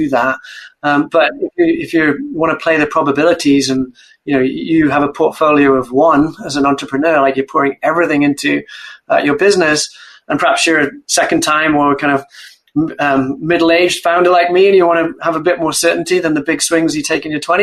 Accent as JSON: {"language": "English", "region": "Wales", "country": "United Kingdom", "tie": "born or raised there", "also_born_or_lived": "Cambridge", "moved": "as an adult", "said": "I grew up in Wales, a proud Welshman and Welsh rugby fan."}